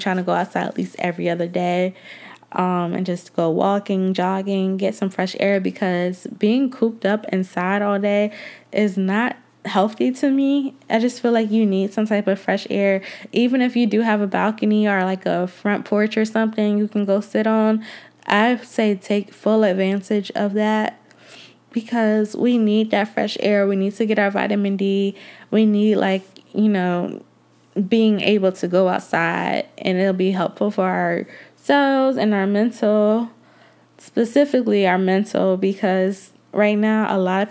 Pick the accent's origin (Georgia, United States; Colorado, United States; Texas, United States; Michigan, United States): Georgia, United States; also born or lived in Atlanta, Georgia; I do love Atlanta, even though I'm not originally from there, but I live there and I am originally from Georgia.